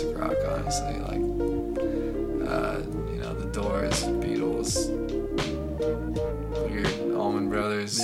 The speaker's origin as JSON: {"language": "English", "town": "Las Cruces", "region": "New Mexico", "country": "United States", "tie": "born or raised there", "said": "growing up in Las Cruces"}